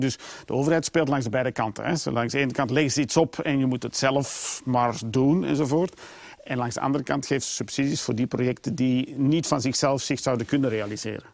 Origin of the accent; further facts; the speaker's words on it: Flemings, Flanders, Belgium; we zijn sowieso altijd als Belgen en misschien Vlamingen